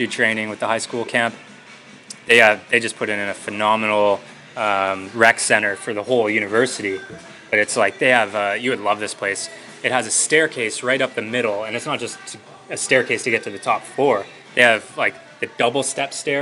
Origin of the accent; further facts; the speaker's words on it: Canada; I'm Canadian.